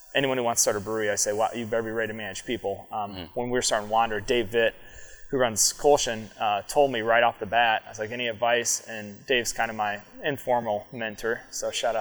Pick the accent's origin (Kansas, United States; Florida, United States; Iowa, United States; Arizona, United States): Iowa, United States; moved away as an adult; also born or lived in San Francisco / Seattle; now in Bellingham, United States; I'm born and raised in Iowa. Lived there my whole life till I was 22